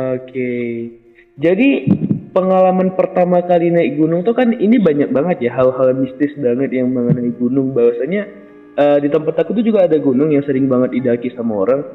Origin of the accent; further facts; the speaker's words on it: Mandailing Natal, North Sumatra, Indonesia; Aku orang Mandalika Natal